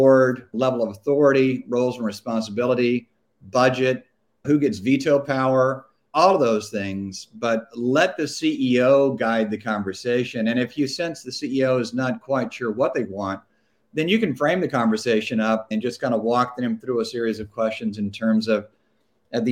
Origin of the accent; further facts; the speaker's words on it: Louisiana, United States; moved away; I'm originally from Louisiana